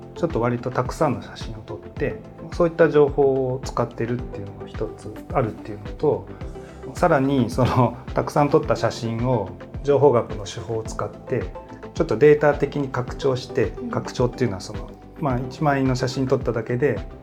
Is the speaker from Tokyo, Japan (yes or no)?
no; Tsu, Mie, Japan; 三重県の津市という、はい、ところです